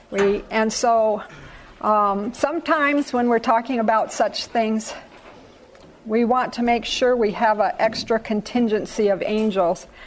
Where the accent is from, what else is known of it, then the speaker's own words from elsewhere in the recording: Thailand; I was born and reared in Thailand. My parents were missionaries in Thailand for 26 years. I didn't live there for 26 years, obviously, but I would, spent my whole childhood in Thailand.